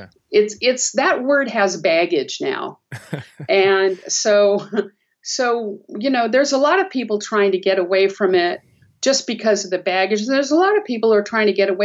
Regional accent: Southern California, United States; I grew up in Southern California

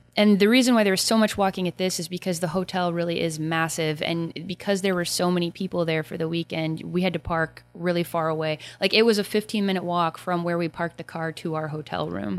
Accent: United States; my Civil War history as an American

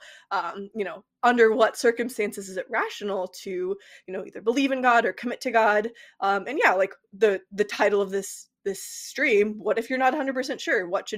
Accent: Kansas, United States; moved away as an adult; also born or lived in Indiana / Australia; now in Toronto, Canada; I'm from Kansas originally. I went to Kansas State for undergrad, majored in philosophy.

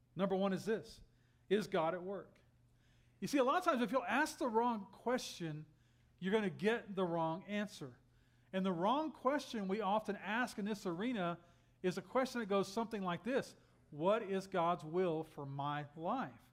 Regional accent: Texas, United States; moved away; I'm from Texas

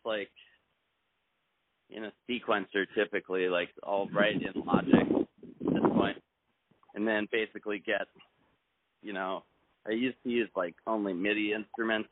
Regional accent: Palo Alto, California, United States; now in Los Angeles, United States; we're in L.A., but I grew up in Palo Alto

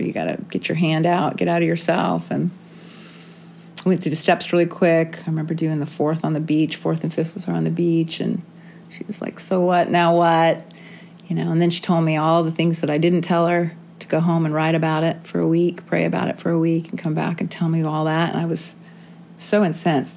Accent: San Diego, California, United States; I grew up in San Diego

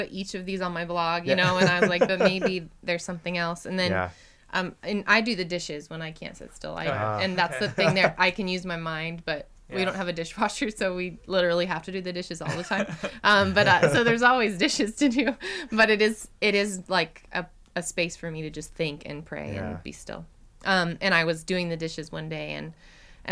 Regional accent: Oklahoma, United States; I grew up in Oklahoma

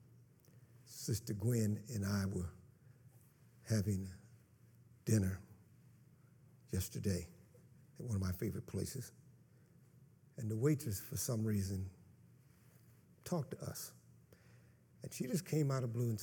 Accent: Kansas, United States; moved away; I come from Kansas, so, you know, pastures are like from here to my house

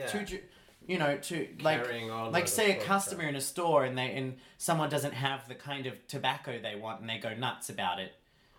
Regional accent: Australia; first language English; now in Iceland

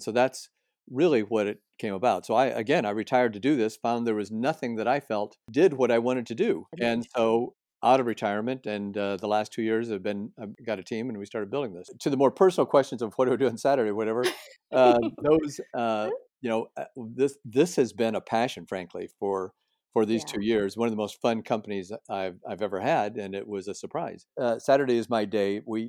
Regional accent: Midwest, United States; also born or lived in Los Angeles; now in San Diego, United States; Well, we're in San Diego. My wife and I have lived here for 20 years. We're moving down from Los Angeles. I'm from the Midwest.

